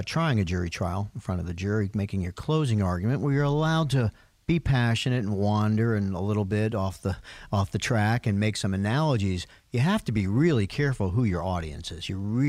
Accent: Yonkers, New York, United States; I'm from Yonkers, New York.

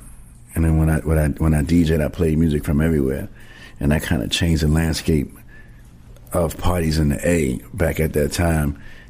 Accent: New York City, New York, United States; growing up in the Bronx.

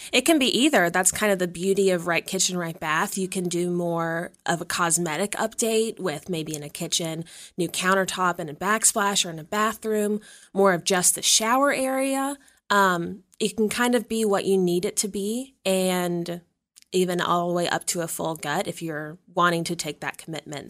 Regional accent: Danville, Virginia, United States; moved away as an adult; now in St. Louis, United States; I'm originally from Danville, Virginia, which is a small town

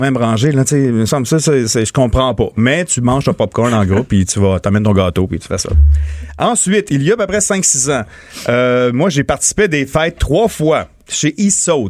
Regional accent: Montmagny, Quebec, Canada; born or raised there

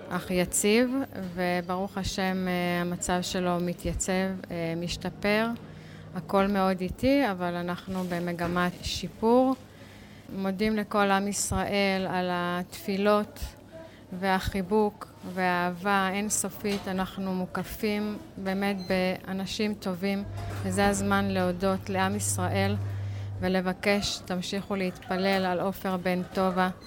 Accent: Kiryat Arba, West Bank, Palestine; אנחנו גרים בקריית ארבע המון המון שנים, נולדנו במקום, גדלנו במקום, בנינו את ביתנו בקריית ארבע, מגדלים דור שלישי בקריית ארבע.

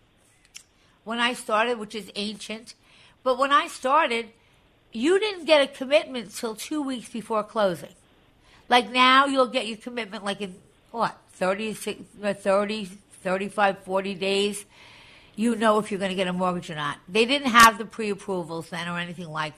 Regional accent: Long Island, New York, United States; I was originally from Long Island

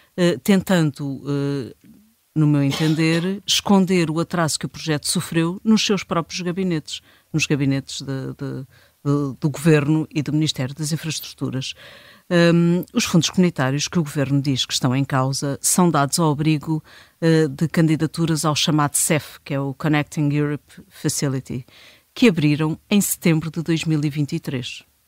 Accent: Portugal; como bons portugueses que somos

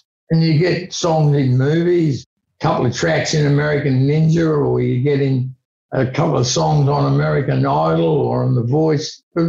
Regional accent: Launceston, Tasmania, Australia; also born or lived in Melbourne; now in Sydney, Australia; I moved from Launceston to Melbourne to Sydney and I look back and I sometimes think, you know, I wonder what it had been like if I had gone to Los Angeles or London in the 70s and set up there.

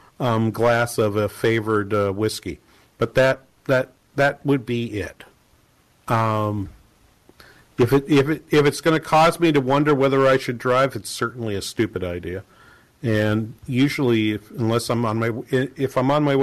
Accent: New England, United States; moved away; I'm from New England, and Boston Logan Airport has always been the airport that I go to.

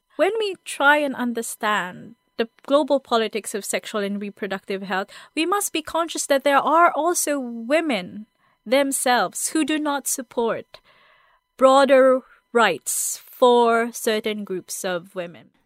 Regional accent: Philippines; Growing up in the Philippines

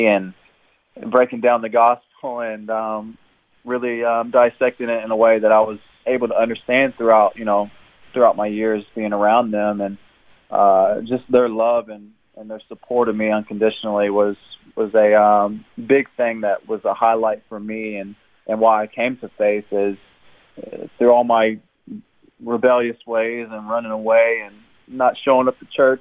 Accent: Jeffersonville, Indiana, United States; moved away as an adult; now in Brisbane, Australia; I was born and raised in Jeffersonville, Indiana. It's in southern Indiana, just across the river

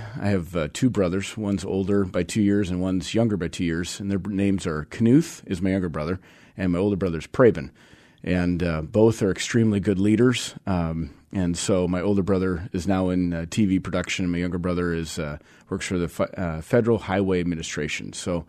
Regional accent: Vashon, Washington, United States; then my brother's on Vashon still. So we're still very connected to the island.

